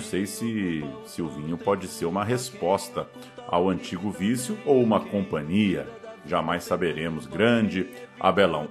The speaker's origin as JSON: {"language": "Portuguese", "region": "São Paulo", "country": "Brazil", "said": "A gente é de São Paulo"}